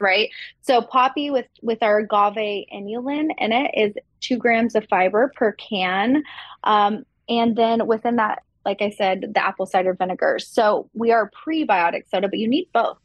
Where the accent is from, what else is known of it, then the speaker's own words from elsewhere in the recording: Texas, United States; I grew up in Texas